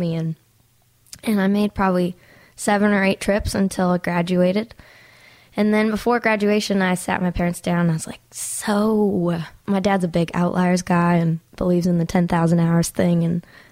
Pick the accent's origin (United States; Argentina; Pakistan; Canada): Canada; Grande Prairie, Alberta; I'm from Grand Prairie, actually. So it's like 8 hours north of Calgary.